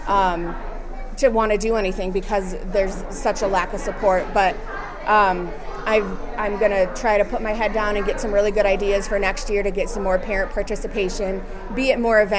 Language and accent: English; Sioux City, Iowa, United States; Sioux City, Iowa.